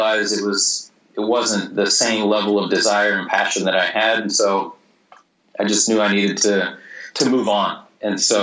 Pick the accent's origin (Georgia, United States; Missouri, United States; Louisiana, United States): Missouri, United States; moved away as an adult; also born or lived in Vienna, Austria / Australia / Singapore; I wrote for the hometown newspaper in Missouri, in my hometown, when I was 16.